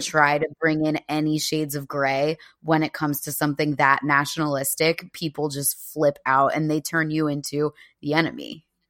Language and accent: English; United States; moved away as an adult; now in United Kingdom; someone from New York, New Jersey, Pennsylvania